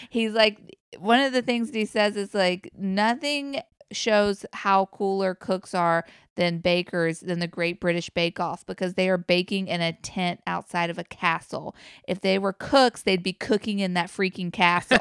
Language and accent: English; Virginia, United States; my home state of Virginia